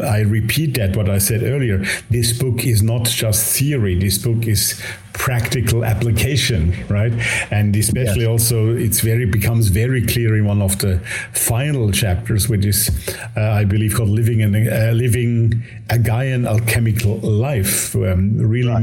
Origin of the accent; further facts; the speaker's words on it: Switzerland; first language Swiss German; English is a second language; Jung and I we share not only the same oh, yes, German mother tongue, but even the same Swiss mother tongue